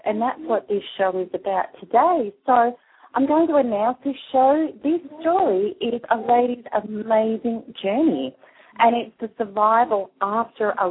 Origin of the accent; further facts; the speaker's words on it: Australia; accent: Aussie; my Aussie accent